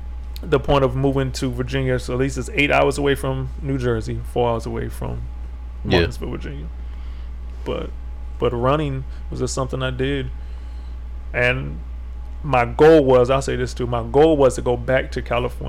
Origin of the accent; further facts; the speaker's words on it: Italy; born there; also born or lived in Japan; Yeah, I was born in Italy.